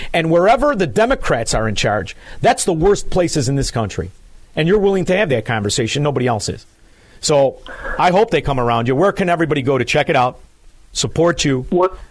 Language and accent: English; Illinois, United States; now in Florida, United States; I'm I'm in Florida, but I'm from Illinois